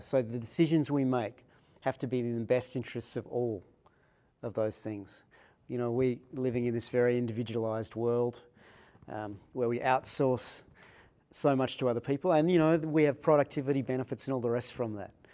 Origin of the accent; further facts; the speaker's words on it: Sydney, New South Wales, Australia; I was born in Sydney